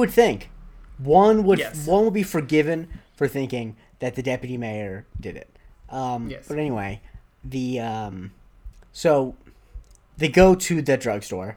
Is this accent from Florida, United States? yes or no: yes; Florida, United States; My hometown in Florida doesn't even have a mayor